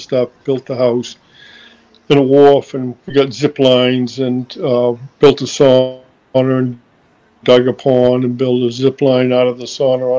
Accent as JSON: {"language": "English", "town": "Boston", "region": "Massachusetts", "country": "United States", "said": "I was from Boston"}